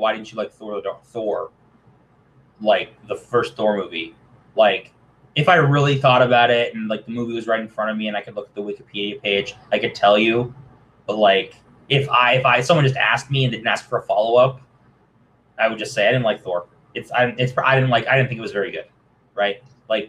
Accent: Toronto, Ontario, Canada; I'm a dude from Toronto in my 20s

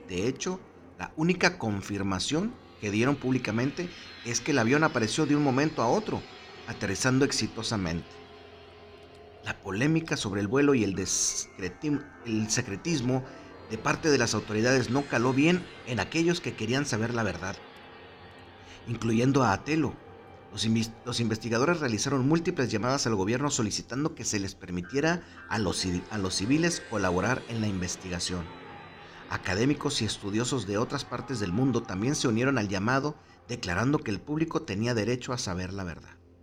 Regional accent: Monterrey, Nuevo León, Mexico; como buenos regios

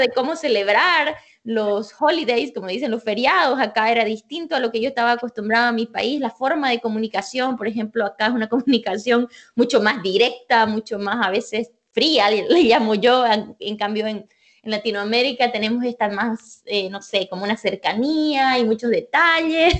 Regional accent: Santa Cruz de la Sierra, Santa Cruz, Bolivia; moved away as an adult; now in United States; yo soy de Bolivia, de Santa Cruz, Bolivia

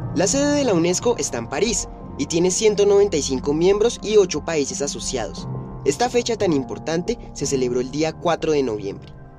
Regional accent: Sogamoso, Boyacá, Colombia; Como sugamoxista

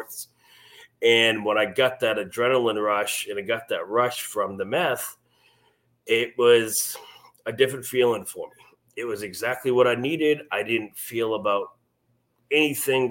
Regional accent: Maine, United States; moved away as an adult; now in Missouri, United States; I'm originally from Maine

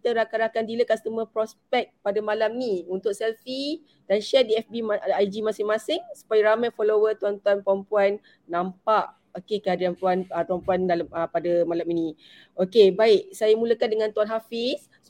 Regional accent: Sungai Buloh, Selangor, Malaysia; Saya daripada sini je lah, dari rumah kan. Okay. Selangor lah. Uh-huh, saya orang sini, Alhamdulillah.

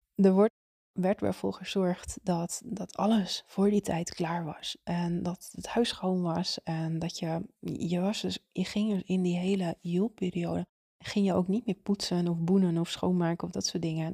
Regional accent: Zaanstreek, North Holland, Netherlands; Ik kom zelf uit de Zaanstreek

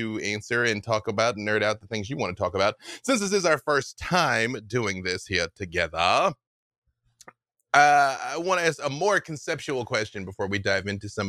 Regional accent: Arkansas, United States; I'm from Arkansas, y'all.

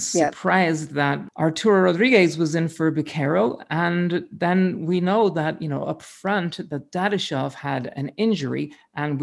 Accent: Ireland; now in United States; he's from Ireland, like me

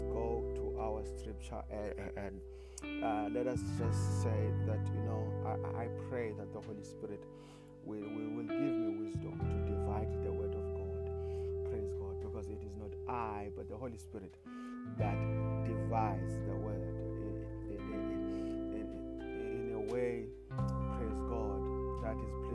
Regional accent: South Africa; I come from South Africa

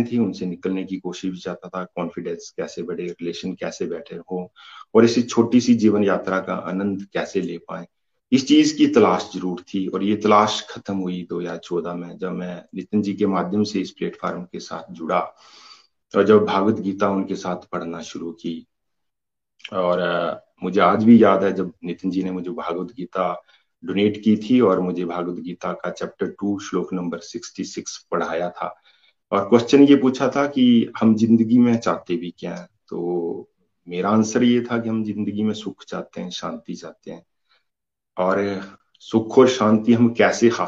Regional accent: Himachal Pradesh, India; basically मैं हिमाचल प्रदेश तहसील रोजी का रहने वाला हूँ

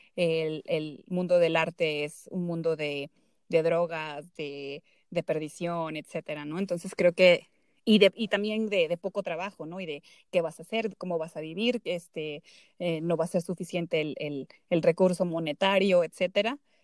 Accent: Zacatecas, Mexico; hubo un, beneficio que se dio a artistas zacatecanos. Eh, bueno, se abrió una convocatoria y afortunadamente otro chico de, de mi pueblo y yo fuimos beneficiados

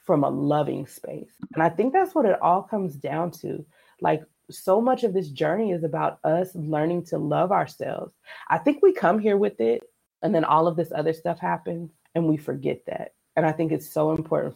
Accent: San Diego, California, United States; I grew up in California. I grew up in San Diego

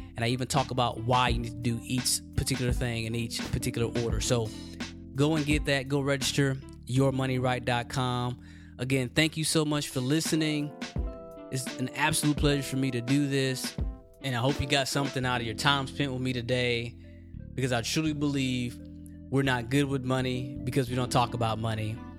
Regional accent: Texas, United States; I'm from Texas

